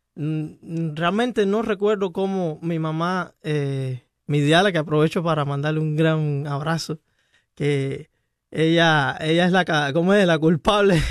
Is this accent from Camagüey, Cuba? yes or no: yes; Camagüey, Cuba; moved away as an adult; now in Miami, United States; Yo soy de Camagüey, la ciudad el pueblo de los tinajones